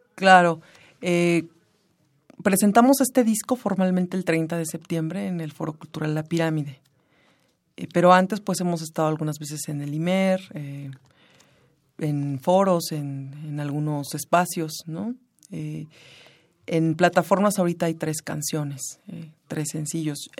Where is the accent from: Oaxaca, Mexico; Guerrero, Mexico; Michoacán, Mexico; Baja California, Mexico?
Guerrero, Mexico; Pilcaya; now in Mexico City, Mexico; Yo nací en Pilcaya Guerrero, que es un pueblo del norte del estado de Guerrero